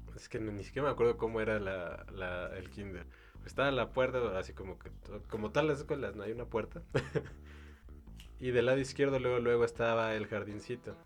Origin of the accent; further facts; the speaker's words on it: Mexico; Somos los mexicanos